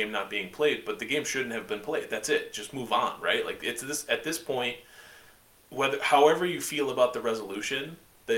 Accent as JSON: {"language": "English", "town": "Olean", "region": "New York", "country": "United States", "tie": "born or raised there", "said": "me growing up in the Southern Tier, and, you know, shout out to Olean, Allegheny area"}